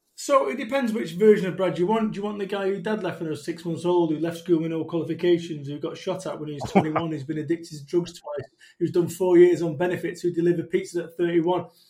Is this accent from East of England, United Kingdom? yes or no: no; Salford, North West England, United Kingdom; I'm from Salford, Manchester.